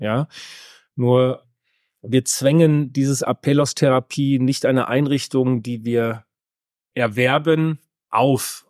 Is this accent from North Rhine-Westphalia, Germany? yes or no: yes; North Rhine-Westphalia, Germany; komme gebürtig aus Westfalen